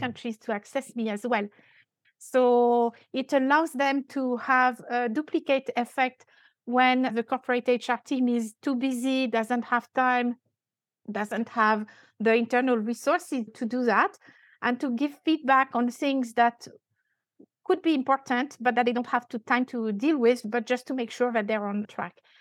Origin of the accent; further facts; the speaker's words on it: France; accent: French; English is a second language; now in Dubai, United Arab Emirates; I'm French. I still have quite an accent